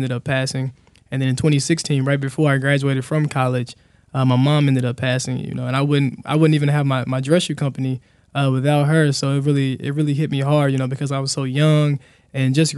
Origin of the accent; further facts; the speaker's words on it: Helena, Arkansas, United States; I grew up in Helena, a real poor, underrepresented area in Southeast Arkansas